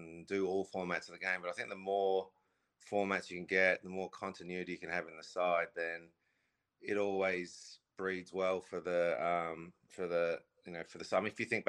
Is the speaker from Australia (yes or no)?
yes; Australia; moved away; also born or lived in England; I grew up in Australia.